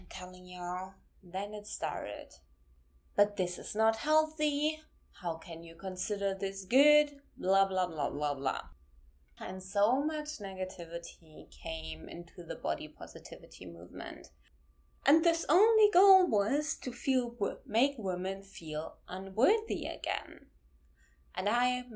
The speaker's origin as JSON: {"language": "English", "country": "Germany", "tie": "born or raised there", "said": "I'm from Germany and I grew up in Germany"}